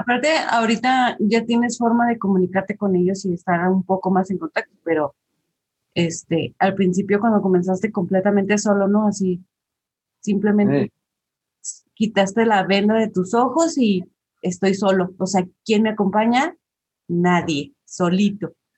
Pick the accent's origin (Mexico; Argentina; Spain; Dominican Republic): Mexico; Chihuahua; Yo soy de Chihuahua